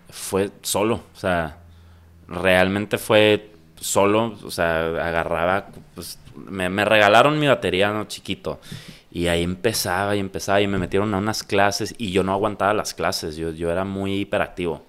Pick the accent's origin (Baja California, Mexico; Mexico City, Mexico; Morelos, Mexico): Baja California, Mexico; Tijuana; also born or lived in San Diego, United States; Soy chico frontera, soy tijuanense, nací en Tijuana